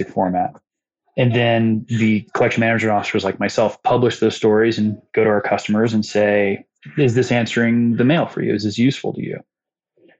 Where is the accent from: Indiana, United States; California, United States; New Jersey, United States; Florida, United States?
Indiana, United States; Muncie; Muncie, Indiana, like some small place where it's like, that's not that big of a deal. It's my hometown